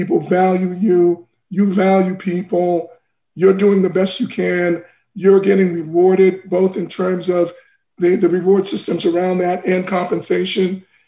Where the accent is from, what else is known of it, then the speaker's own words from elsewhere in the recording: Boston, Massachusetts, United States; So I love Boston. That's where I grew up in the United States, my formative years.